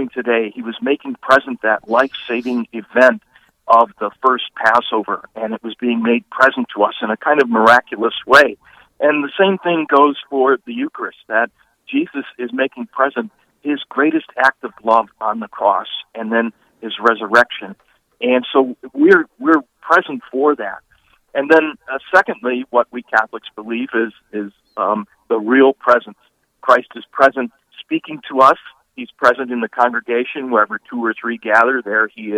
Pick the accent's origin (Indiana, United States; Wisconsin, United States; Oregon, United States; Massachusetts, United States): Wisconsin, United States; Milwaukee; moved away as an adult; also born or lived in western South Dakota; now in South Dakota, United States; I grew up in Milwaukee